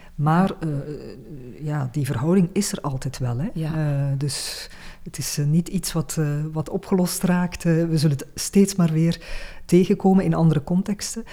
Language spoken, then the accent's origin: Dutch; Flanders, Belgium; bij ons in Vlaanderen